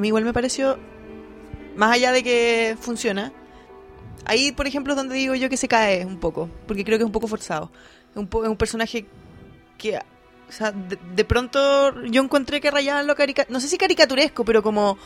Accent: Concepción, Biobío, Chile; moved away; Concepción, obviamente, en mi ciudad, mi, mi casa

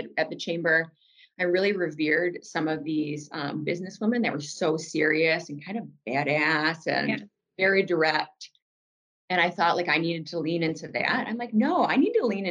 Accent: Detroit, Michigan, United States; now in West Michigan, United States; I grew up in Metro Detroit.

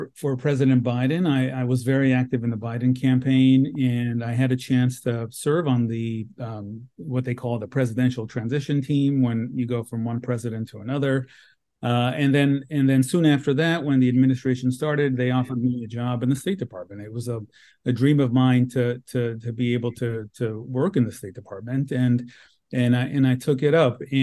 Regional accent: Los Angeles, California, United States; this is my hometown

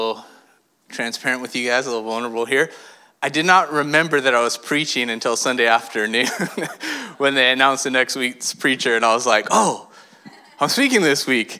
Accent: California, United States; I was born and raised in California

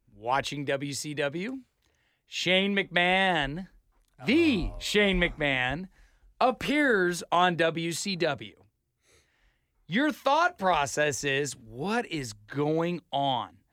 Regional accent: Idaho, United States; I'm from Idaho

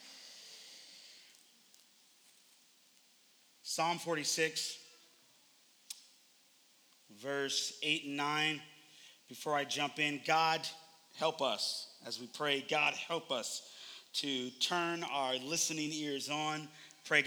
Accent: Oakland, California, United States; moved away; I am originally from Oakland, California.

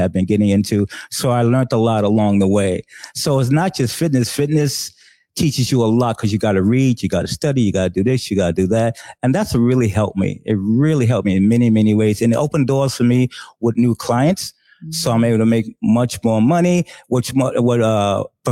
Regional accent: New York City, New York, United States; I'm originally from New York City, born and raised.

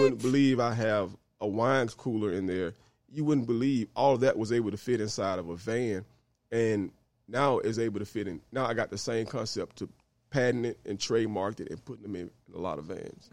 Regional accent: Greenville, Mississippi, United States; now in Memphis, United States; I'm originally from Greenville, Mississippi

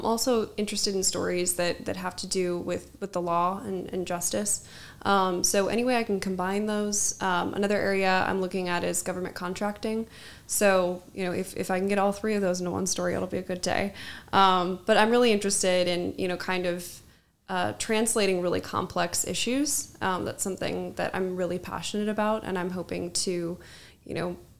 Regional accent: Seattle, Washington, United States; also born or lived in Las Vegas, Nevada / Phoenix, Arizona; now in Washington, D.C., United States; I'm originally from the West Coast. I'm from Seattle. I went to high school in Las Vegas and I went to college in Phoenix, Arizona.

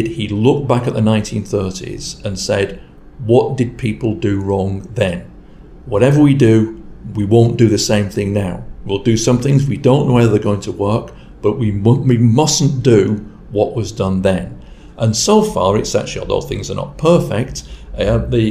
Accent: Rochdale, North West England, United Kingdom; my hometown is Rochdale in Lancashire

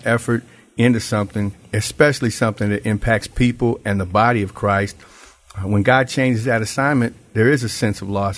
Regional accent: Memphis, Tennessee, United States; moved away as an adult; now in Branson, United States; I am from Memphis, Tennessee, but today I'm in Branson, Missouri

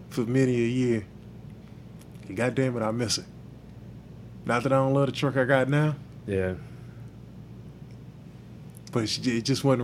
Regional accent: New Orleans, Louisiana, United States; oh, I'm from New Orleans.

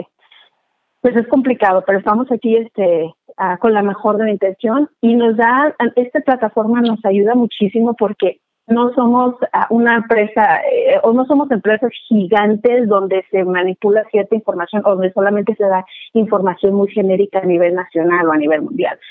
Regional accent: Guadalajara, Jalisco, Mexico; moved away as an adult; now in Portland, United States; soy originaria de Guadalajara, Jalisco. Ya tengo por acá, por este lado de, de Oregon, me siento más oregoniana. Este, tengo 23 años por acá.

